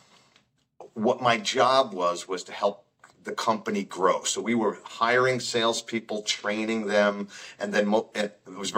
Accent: Long Island, New York, United States; moved away as an adult; also born or lived in Albany; I'm from Long Island

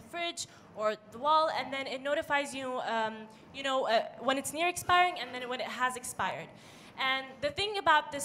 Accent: Dubai, United Arab Emirates; I was born in Dubai, but I am of Palestinian origin, and my nationality is Jordanian. I've been attending Dubai National School ever since I was young

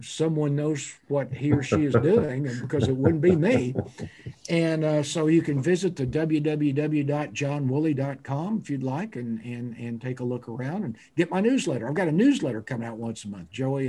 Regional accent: Fort Worth, Texas, United States; It crawled out of its crib in my hometown, I believe, or at least was popularized.

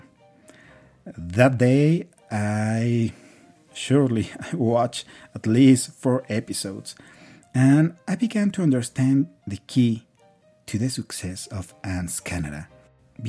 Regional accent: Mexico; English is a second language; now in Colombia; I am from Mexico, but I live in Colombia.

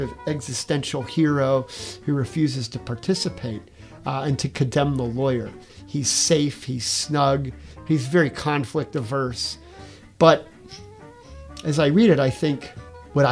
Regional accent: United States; I'm American

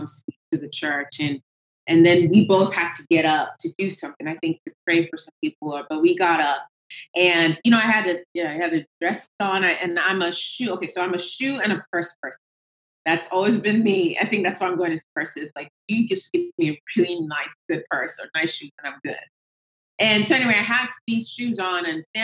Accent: Nigeria; moved away; I have an accent, which comes from, I am Nigerian

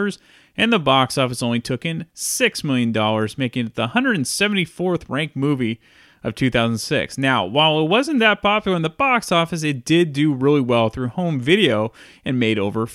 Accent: San Francisco Bay Area, California, United States; where I grew up in the San Francisco Bay Area

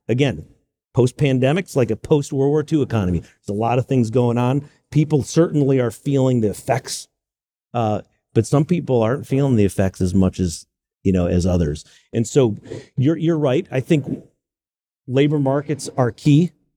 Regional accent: Greenville, South Carolina, United States; moved away as an adult; also born or lived in New York / Silicon Valley, California; now in Charlotte, United States; I was born in New York. I referenced my grandmother, Buffalo. But I grew up in Greenville, South Carolina

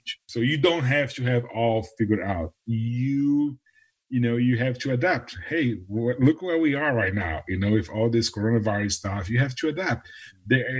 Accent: Brazil; moved away as an adult; now in Nashville, United States; I was born in Brazil, I'm originally from Brazil

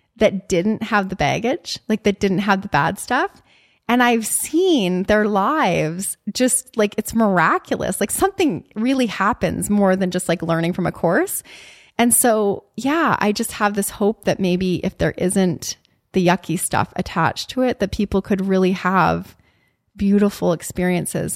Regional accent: Canada; moved away as an adult; also born or lived in Chicago; as a Canadian

